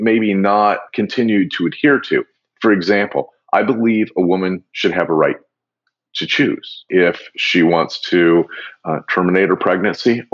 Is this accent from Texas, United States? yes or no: no; Des Moines, Iowa, United States; moved away; I grew up in Des Moines, Iowa